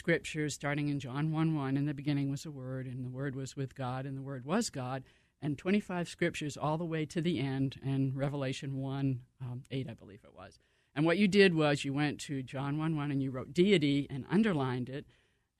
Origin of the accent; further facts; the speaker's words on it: Cape Cod, Massachusetts, United States; moved away; We grew up in Cape Cod, Massachusetts, so on the ocean